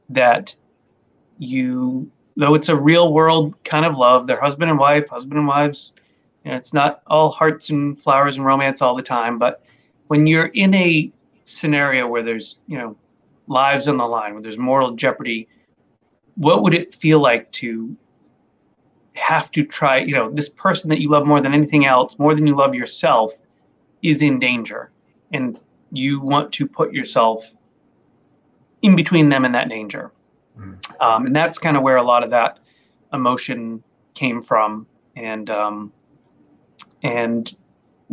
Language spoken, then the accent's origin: English; Maine, United States; I grew up in Maine. I'm a Maine boy.